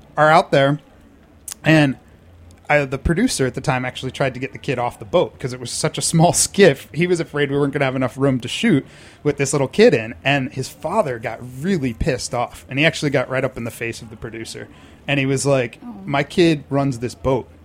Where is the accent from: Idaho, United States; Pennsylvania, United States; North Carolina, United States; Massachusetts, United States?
Massachusetts, United States; Boston; now in New York, United States; Originally born and raised in Boston